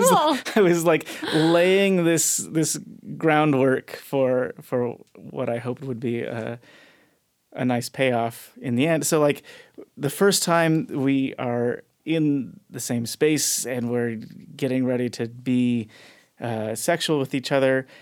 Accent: Chino Hills, California, United States; Southern California, Chino Hills, California.

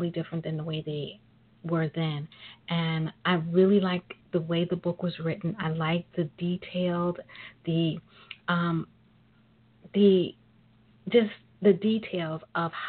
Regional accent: New York City, New York, United States; I am a native of New York. I'm a sister from Brooklyn

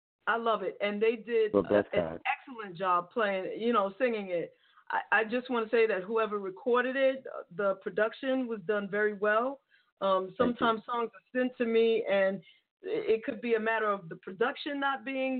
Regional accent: New York City, New York, United States; moved away; I'm a New Yorker. I mean, well, I don't live in New York now, but I'm from the Bronx.

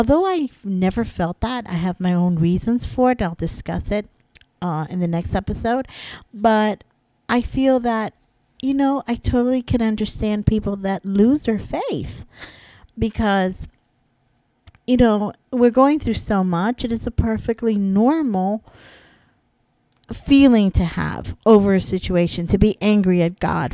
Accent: Florida, United States; moved away as an adult; now in New York, United States; I'm from Florida

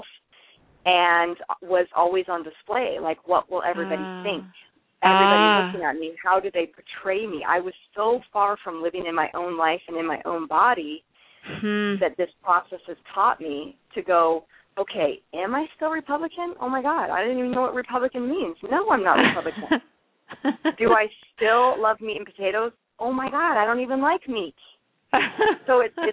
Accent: Alaska, United States; born and raised in Alaska, and I'm Alaskan.

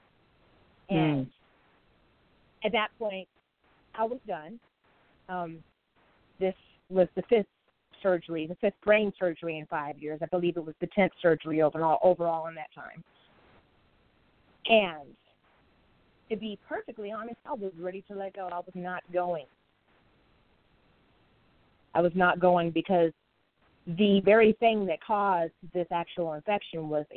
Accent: Arizona, United States; I am a native from Arizona. I was born and raised there.

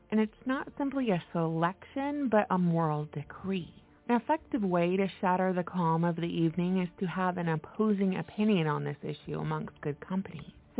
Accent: the Bible Belt, United States; I'm from the Bible Belt of the United States, where Christian Zionism is widespread.

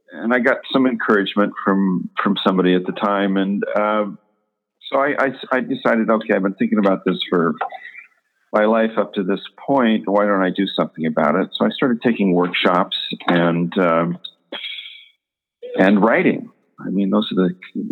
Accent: Portland, Oregon, United States; also born or lived in Seattle, Washington; I was born in Seattle, but I've lived in and around Portland since about 1960

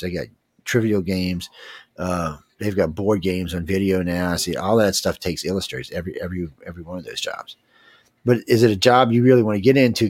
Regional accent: New Orleans, Louisiana, United States; also born or lived in Gulf Coast; I'm, was born and raised in New Orleans

